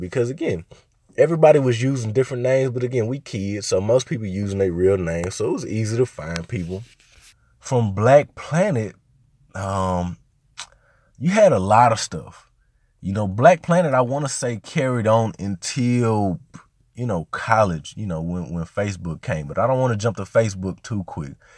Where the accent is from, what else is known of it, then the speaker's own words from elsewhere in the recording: Little Rock, Arkansas, United States; moved away as an adult; I'm from Little Rock.